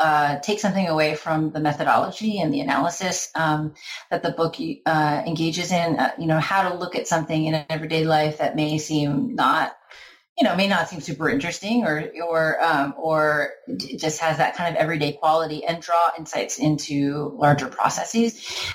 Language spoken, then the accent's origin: English; Florida, United States; partly about growing up as a Filipino-American girl in suburban Florida and partly about traveling to the Philippines in the 20s